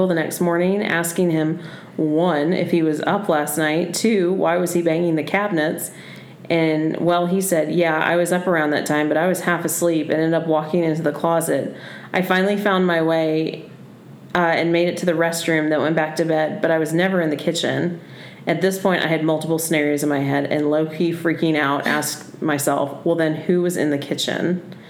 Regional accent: Texas, United States; Sorry. I was born and raised in Texas. We got a lot of Texas people.

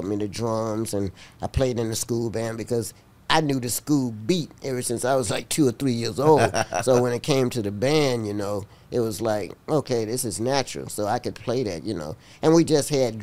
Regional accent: Uniontown, Alabama, United States; moved away; also born or lived in Manhattan, New York; Uniontown, Alabama was just the best for me. I mean, that was my hometown

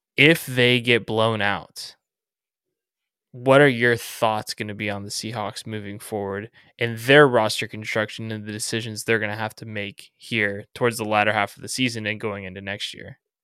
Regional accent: Southern California, United States; growing up in Southern California

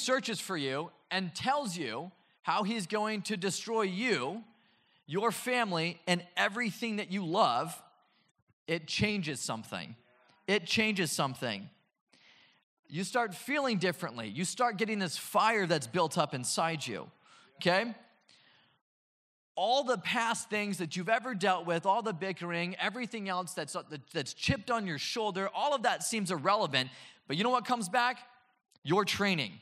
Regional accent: Oceanside, California, United States; I grew up in Oceanside

